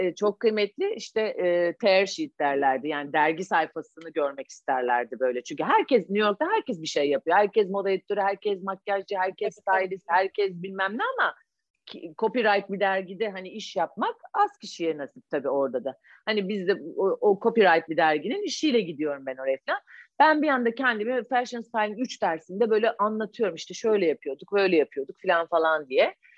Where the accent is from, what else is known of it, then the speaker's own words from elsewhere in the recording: Ankara, Turkey; moved away; also born or lived in Istanbul; biz Ankaralı olduğumuz için